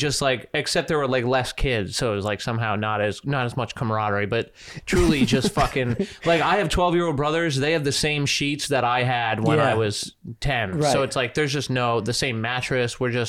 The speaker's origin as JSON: {"language": "English", "town": "Foster", "region": "Rhode Island", "country": "United States", "tie": "born or raised there", "moved": "yes", "said": "Foster Gloucester is the name of the town that I'm from. But it's truly just the woods between Connecticut and like the suburbs."}